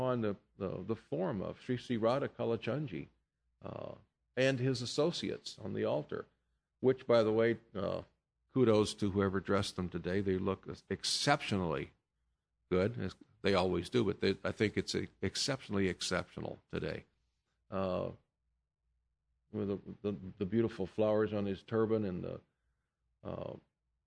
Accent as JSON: {"language": "English", "country": "United States", "said": "I'm an American"}